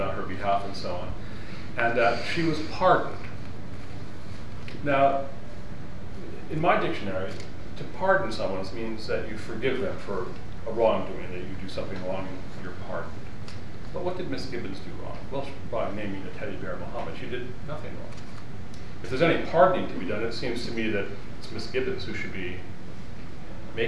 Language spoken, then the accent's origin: English; Shaker Heights, Ohio, United States; I was born in Shaker Heights